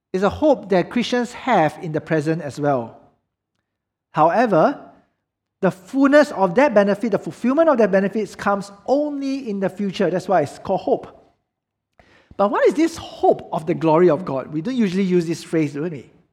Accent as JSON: {"language": "English", "country": "Singapore"}